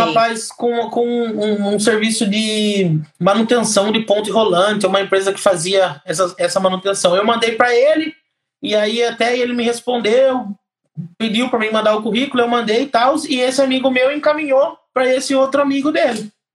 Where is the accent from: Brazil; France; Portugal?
Brazil; Piracicaba, São Paulo; moved away as an adult; now in Ireland; Eu venho, eu venho lá de Piracicaba, interior de São Paulo.